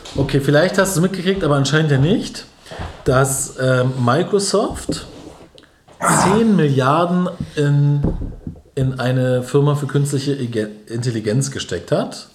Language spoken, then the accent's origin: German; Berlin, Germany